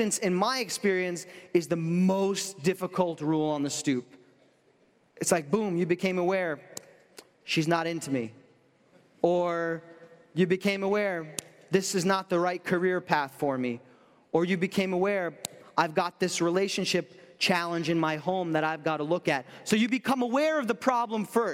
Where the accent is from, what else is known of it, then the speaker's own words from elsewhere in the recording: New York, United States; I'm from New York